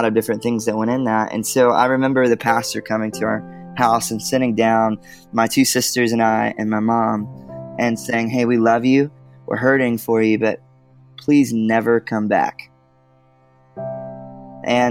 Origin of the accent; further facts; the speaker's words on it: Georgia, United States; now in Nashville, United States; I'm from Georgia originally, and I live in Nashville, Tennessee now with my wife and two little boys